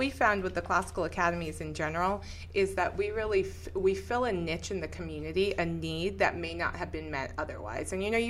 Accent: Los Angeles, California, United States; I was born and raised in Los Angeles. I went through Los Angeles Unified School District, one of the biggest school districts in the nation.

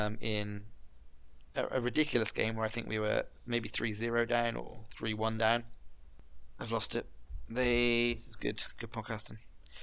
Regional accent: England, United Kingdom; I'm English

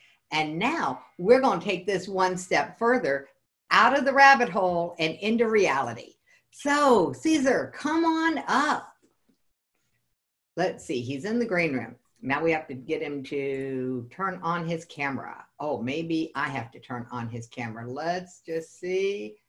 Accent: the South, United States; because I'm really from the South.

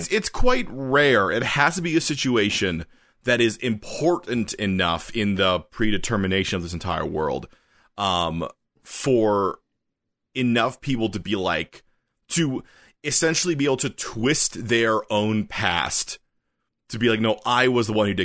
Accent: Canada; a Canadian writer

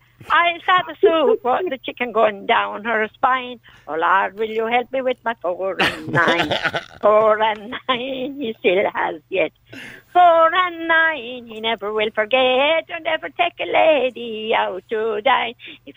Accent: County Kerry, Ireland; Well, I'm a sort of back the Killarney direction.

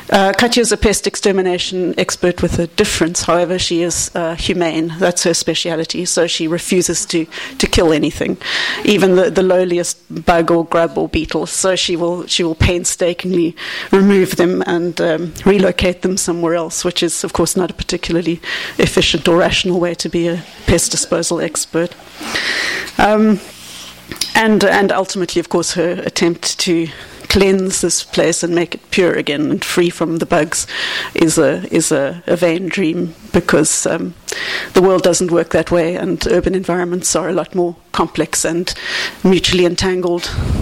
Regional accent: Cape Town, Western Cape, South Africa; Cape Town, which is my hometown in South Africa

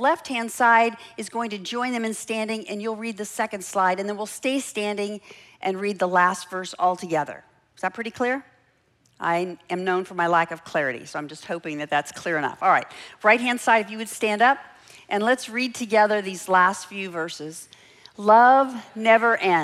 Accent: Los Angeles, California, United States; I grew up in Los Angeles

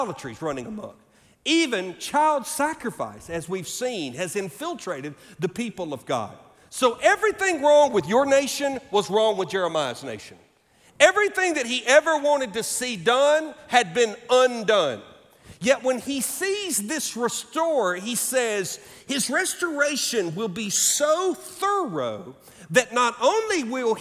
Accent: Alabama, United States; In my home state of Alabama

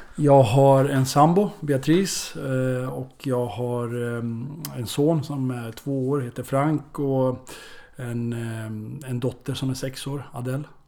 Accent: Örebro, Örebro County, Sweden; born or raised there; moved away

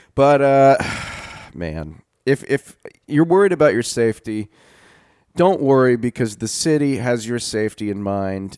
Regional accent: North Louisiana, United States; growing up in North Louisiana

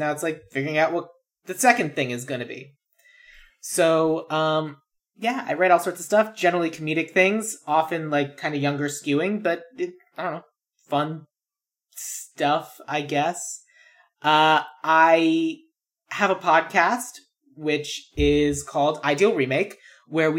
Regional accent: Tucson, Arizona, United States; moved away as an adult; now in Los Angeles, United States; I'm originally from Tucson, Arizona. I moved to Los Angeles in September of 2010

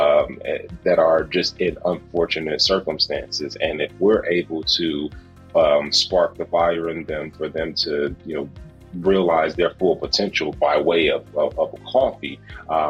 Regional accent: Gary, Indiana, United States; My business partner and I grew up in Gary, Indiana

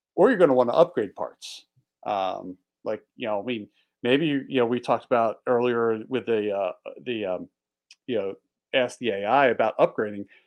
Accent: Philadelphia, Pennsylvania, United States; also born or lived in Delaware; now in Montana, United States; I grew up just outside of Northeast Philly

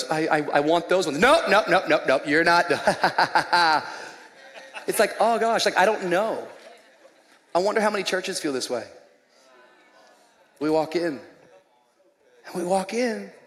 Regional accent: Smyrna, United States; And so I'm from Smyrna, yo.

